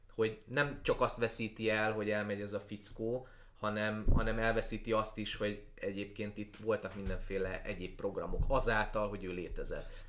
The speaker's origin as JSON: {"language": "Hungarian", "area": "Transcarpathia", "region": "Zakarpattia Oblast", "country": "Ukraine", "tie": "born or raised there", "moved": "yes", "said": "én Kárpátaljáról jövök, ahol ahol a kárpátai magyar ember az kb. egyenlő azzal, hogy református"}